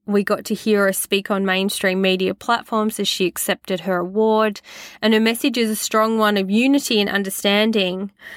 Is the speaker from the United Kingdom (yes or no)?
no; Queensland, Australia; Growing up in Australia, disconnected from my country